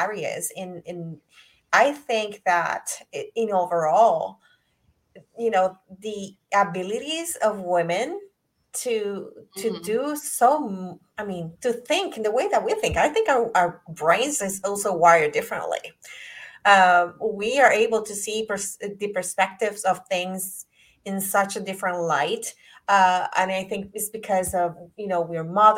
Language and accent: English; Puerto Rico; I'm from Puerto Rico